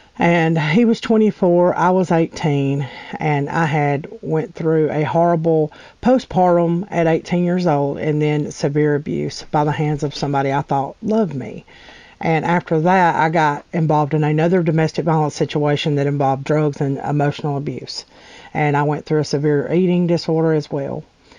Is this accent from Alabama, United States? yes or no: yes; Alabama, United States; I'm from Alabama, by the way.